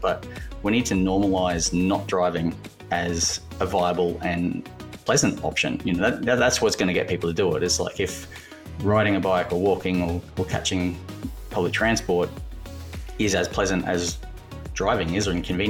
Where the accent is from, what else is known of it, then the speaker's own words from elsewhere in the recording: Brisbane, Queensland, Australia; I'm from Brisbane in Australia.